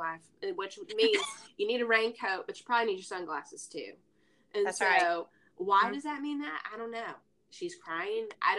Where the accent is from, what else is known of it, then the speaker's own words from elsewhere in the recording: Alabama, United States; now in Texas, United States; I am proud to be from Alabama sometimes, but I do not feel, I'm not a Texan. I'm very much an Alabamian